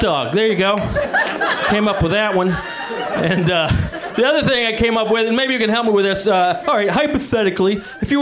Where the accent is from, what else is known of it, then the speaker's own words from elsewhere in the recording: the South, United States; I'm from the South